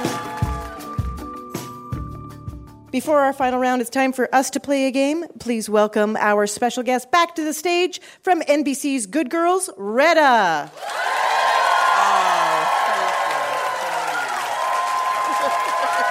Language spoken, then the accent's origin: English; Canada; as a Canadian, it's expected that hockey is basically within my blood